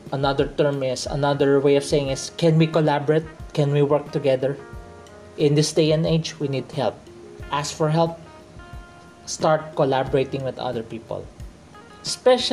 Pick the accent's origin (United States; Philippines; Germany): Philippines; I grew up in the Philippines. I'm a Filipino who grew up in the Philippines.